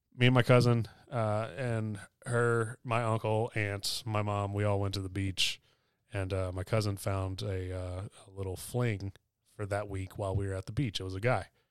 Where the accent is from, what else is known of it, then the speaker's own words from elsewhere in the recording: the South, United States; I grew up in the South